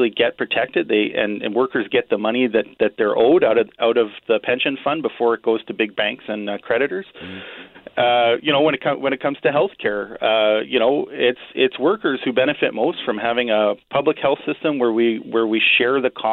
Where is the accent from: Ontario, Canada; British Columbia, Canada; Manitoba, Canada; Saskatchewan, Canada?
Manitoba, Canada; Winnipeg; I was born and raised in Transcona